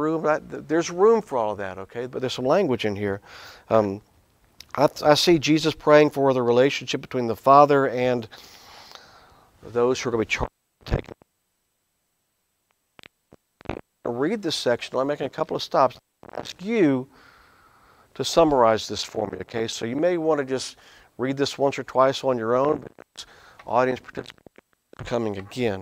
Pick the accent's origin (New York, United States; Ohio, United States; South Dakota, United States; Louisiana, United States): Louisiana, United States; I grew up in Louisiana